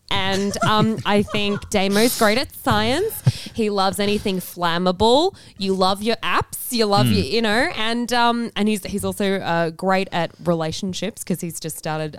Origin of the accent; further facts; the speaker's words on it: Dubbo, New South Wales, Australia; I'm just from Dubbo.